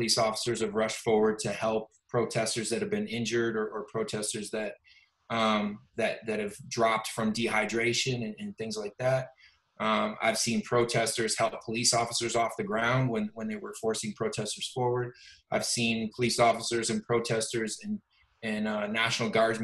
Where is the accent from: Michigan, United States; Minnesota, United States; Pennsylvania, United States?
Michigan, United States; Detroit; now in Los Angeles, United States; Growing up in Detroit, I was blessed that I kind of grew up in a melting pot